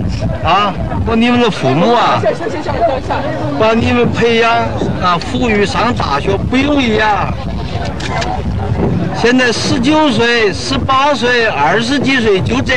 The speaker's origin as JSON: {"language": "Chinese", "country": "Taiwan", "said": "按这个，我给同学们讲几句话。我们来自台湾了啊。"}